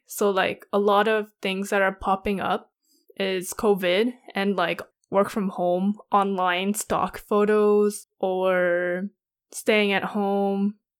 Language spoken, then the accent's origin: English; Canada; we're Canadian